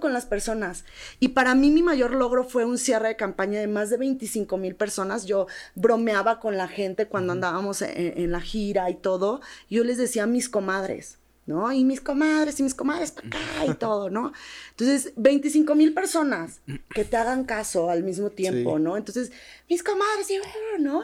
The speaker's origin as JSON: {"language": "Spanish", "region": "Sinaloa", "country": "Mexico", "moved": "yes", "said": "en Sinaloa somos tomateras de Culiacán, pero de hueso colorado"}